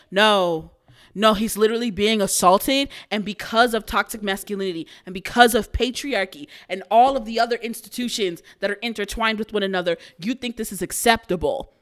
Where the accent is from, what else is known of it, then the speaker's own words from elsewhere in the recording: Houston, Texas, United States; I'm from Houston, Texas